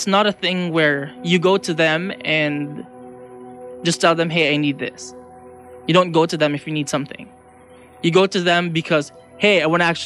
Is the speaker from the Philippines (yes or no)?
yes; Philippines; also born or lived in Ottawa, Canada; now in Vancouver, Canada; I'm from the Philippines and I moved to Ottawa